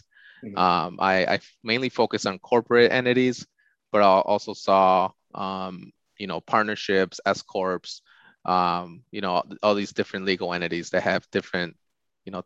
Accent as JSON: {"language": "English", "town": "Glendale Heights", "region": "Illinois", "country": "United States", "tie": "born or raised there", "said": "I grew up in Glendale Heights, which is about 45 minutes west of the city of Chicago"}